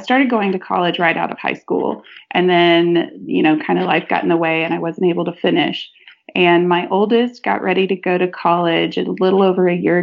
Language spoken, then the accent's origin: English; Texas, United States; I was born and raised in Texas